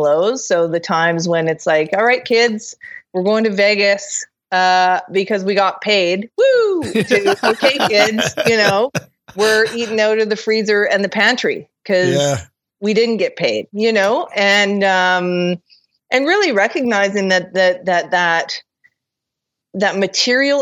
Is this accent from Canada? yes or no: yes; Kelowna, British Columbia, Canada; my hometown of Kelowna, BC